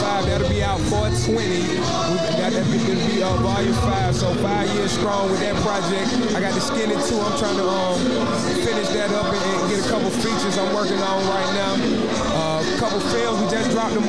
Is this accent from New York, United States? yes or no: no; College Park, Georgia, United States; I am from College Park, right here on this block where we